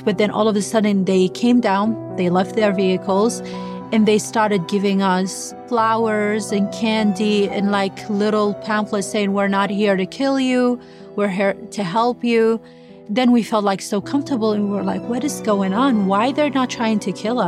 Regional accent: Baghdad, Baghdad Governorate, Iraq; moved away as an adult; now in United States; I'm from Baghdad, Iraq

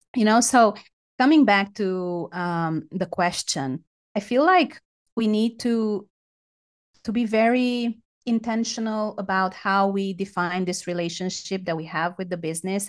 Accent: Romania; I'm from Romania

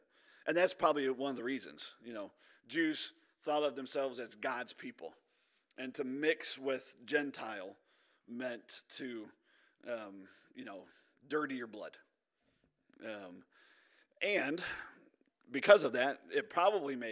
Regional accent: United States; us Americans

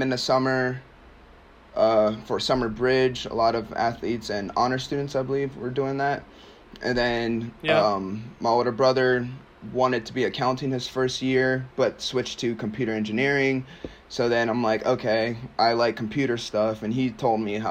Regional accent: Maryland, United States; also born or lived in Nigeria; I'm from Maryland. I'm from Maryland

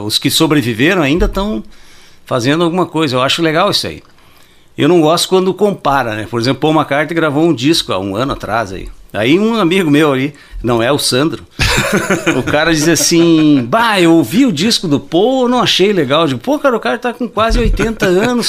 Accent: Santo Ângelo, Rio Grande do Sul, Brazil; moved away as an adult; now in Ijuí, Brazil; eu nasci em Santo Ângelo em 1962

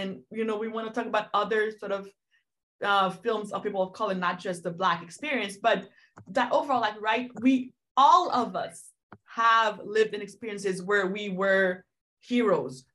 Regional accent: Haiti; moved away; I am not African American by birth, I am from Haiti, so Afro-Caribbean

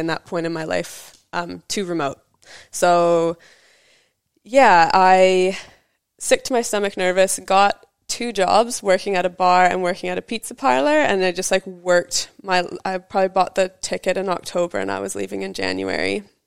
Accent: British Columbia, Canada; moved away as an adult; also born or lived in Vancouver; now in New Zealand; I moved, like, to Vancouver, so, like, a ferry boat ride away from my hometown.

